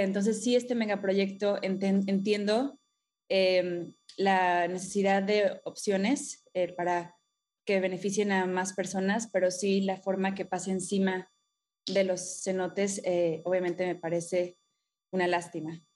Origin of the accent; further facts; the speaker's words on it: Playa del Carmen, Quintana Roo, Mexico; crecí en Playa del Carmen. Ah, desde Chiquita, para acá de Ciudad del Carmen, Campeche.